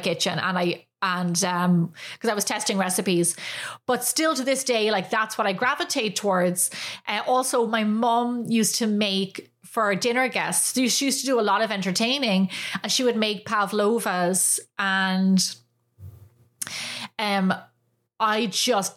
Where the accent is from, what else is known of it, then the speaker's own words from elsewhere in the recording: Ireland; moved away as an adult; now in United States; growing up in Ireland